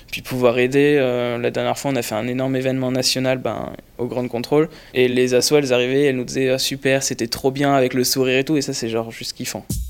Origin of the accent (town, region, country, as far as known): Lyon, Auvergne-Rhône-Alpes, France; moved away as an adult; now in Paris, France